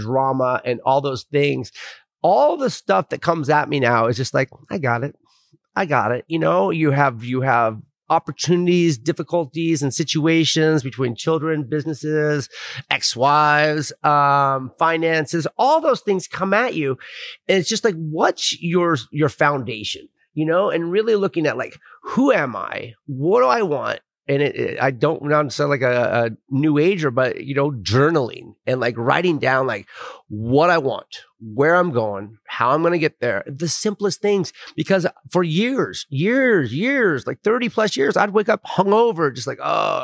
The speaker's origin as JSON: {"language": "English", "town": "Bend", "region": "Oregon", "country": "United States", "tie": "born or raised there", "moved": "yes", "lives_now": "San Diego, United States", "said": "I'm returning home. I grew up in Bend, Oregon. I'm down here in San Diego."}